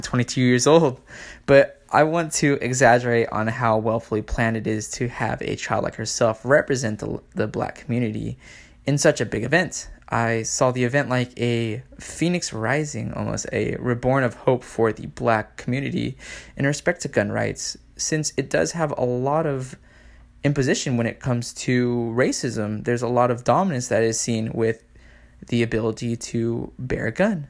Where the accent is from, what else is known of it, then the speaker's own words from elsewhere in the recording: San Diego, California, United States; a Mexican American, born and raised in San Diego